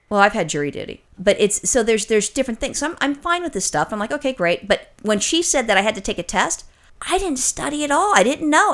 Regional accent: California, United States; as a Californian

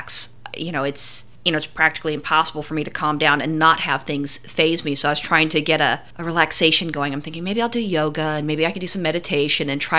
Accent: California, United States; we're from California. I never grew up with ticks or fleas

